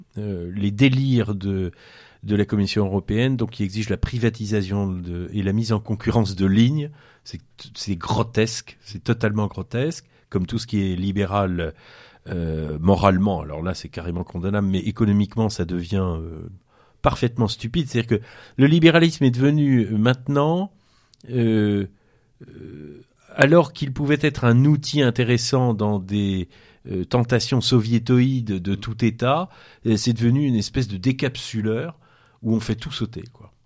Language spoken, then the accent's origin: French; Brittany, France; On est breton